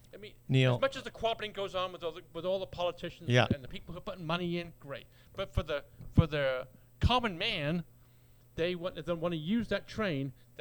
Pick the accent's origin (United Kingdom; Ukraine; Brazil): United Kingdom; England; moved away as an adult; also born or lived in London; now in Boulder Creek, United States; growing up in England, which I grew up in England